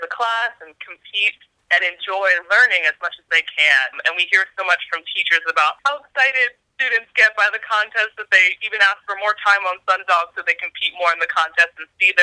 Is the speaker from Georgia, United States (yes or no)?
no; outside Philadelphia, Pennsylvania, United States; moved away; also born or lived in Rwanda / Washington DC; I grew up outside Philly and grew up in a family that really values education.